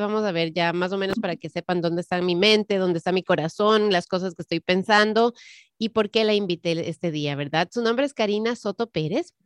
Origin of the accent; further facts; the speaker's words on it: Ecuador; moved away; yo crecí, nací, nací, crecí en el Ecuador